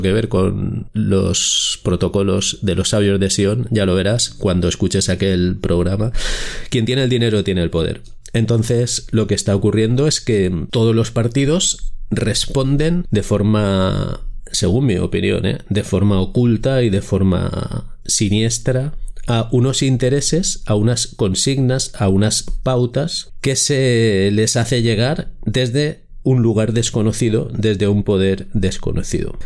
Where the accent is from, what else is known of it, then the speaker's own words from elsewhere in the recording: Spain; como ciudadano español